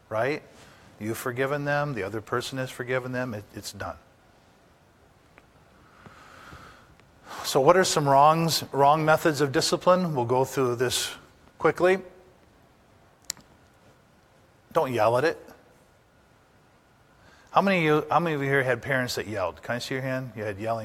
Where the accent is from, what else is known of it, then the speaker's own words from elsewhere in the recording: Upper Peninsula, Michigan, United States; I was raised in the Upper Peninsula